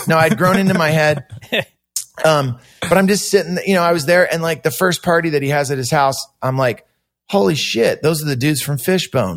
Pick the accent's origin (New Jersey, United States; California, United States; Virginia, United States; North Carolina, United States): California, United States; Santa Cruz; also born or lived in San Jose; I was still living with my mom and growing up in Santa Cruz